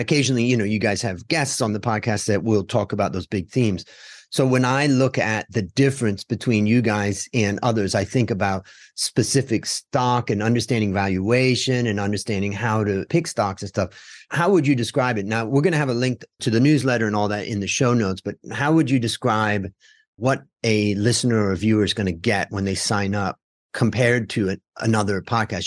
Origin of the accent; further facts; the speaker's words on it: United States; when I grew up in America